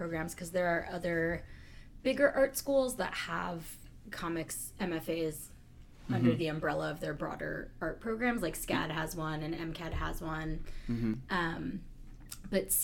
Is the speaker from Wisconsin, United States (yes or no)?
no; Berkeley, California, United States; I grew up in Berkeley